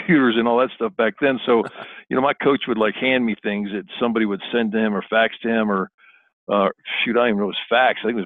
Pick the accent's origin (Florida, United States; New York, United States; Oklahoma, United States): Florida, United States; Miami; I grew up in South Florida, went to a Killian High School in Miami